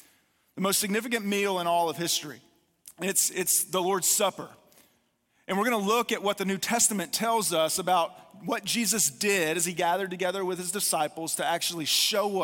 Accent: North Carolina, United States; I'm from North Carolina

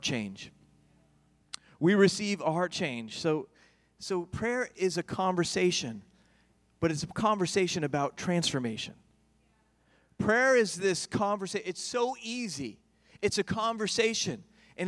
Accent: New York, United States; growing up where I grew up in New York

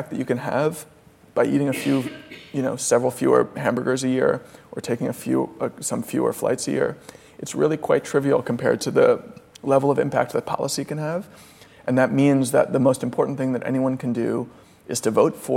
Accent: United States; I'm an American child of the 90s

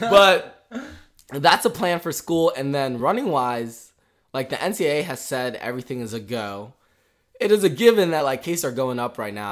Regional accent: Richmond, Virginia, United States; we're from Richmond, which is in Virginia

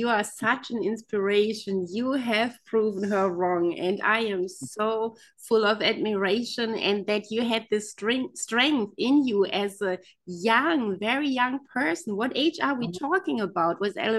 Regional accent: Germany; I come from Germany, the country of fairy tales

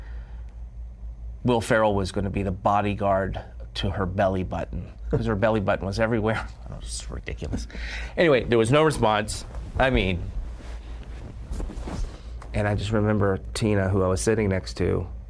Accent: United States; being an American

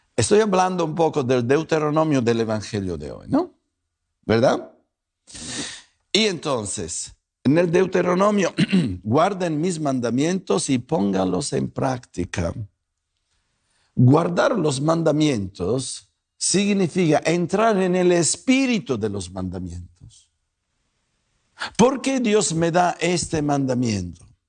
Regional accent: Italy; also born or lived in Guadalajara, Mexico; now in North Hollywood, United States; no me pregunten de dónde vengo, mi apellido me traiciona, Soy italiano, pero soy italiano tapatío.

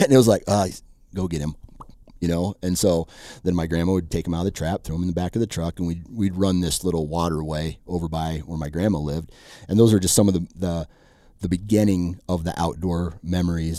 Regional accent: Iowa, United States; I was born and raised Iowan

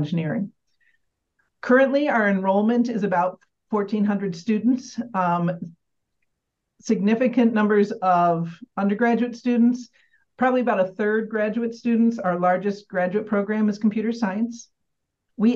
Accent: Michigan, United States; moved away as an adult; now in Albany, United States; I grew up in Michigan. I spent most of my career in Michigan.

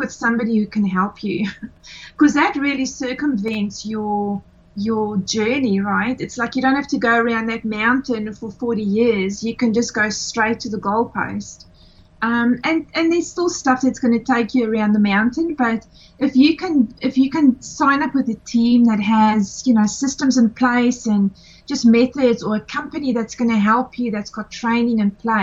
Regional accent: South Africa; moved away as an adult; now in Australia; I am originally from South Africa, been living in Australia for 17 years

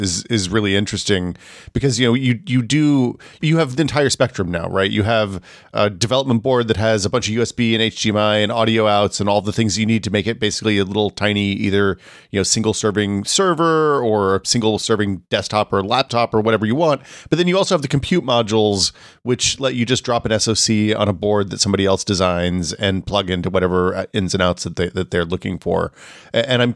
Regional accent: United States; growing up in America

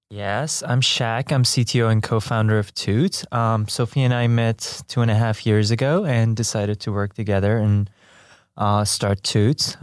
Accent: Iran; moved away as an adult; also born or lived in Tehran; I was born and raised in Iran, in a Baha'i family

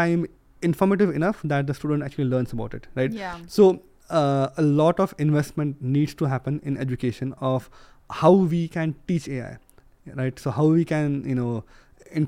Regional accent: India; moved away as an adult; now in United Kingdom; I come from India, right, originally. And I come from a rural place.

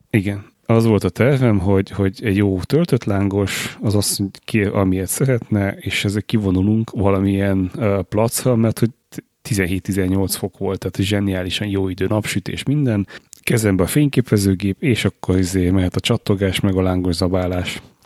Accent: Budapest, Hungary; magyarok vagyunk, és, és ráadásul budapestiek

